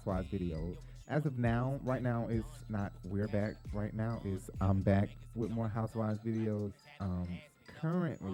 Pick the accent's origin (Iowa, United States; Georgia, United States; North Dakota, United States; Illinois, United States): Georgia, United States; Decatur; I'm from Decatur.